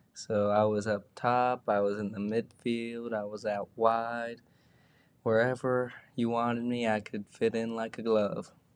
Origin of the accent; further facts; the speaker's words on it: near Atlanta, Georgia, United States; I played for a local team around where I grew up and also played for a bigger club in Atlanta called Atlanta Fire.